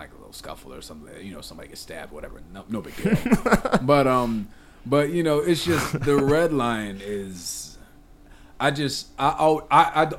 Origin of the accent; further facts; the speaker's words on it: Lansing, Michigan, United States; I'm from Lansing